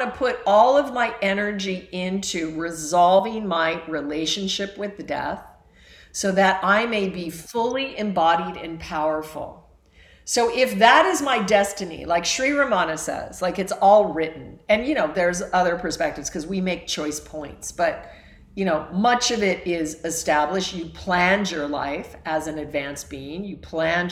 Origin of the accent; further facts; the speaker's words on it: Alaska, United States; I was raised in Alaska